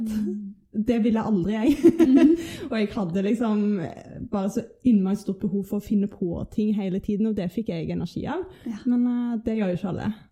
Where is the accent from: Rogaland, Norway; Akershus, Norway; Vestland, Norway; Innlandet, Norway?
Rogaland, Norway; Stavanger; Jeg kommer fra Stavanger. Jeg husker barndommen min som bare liksom fryd og gammen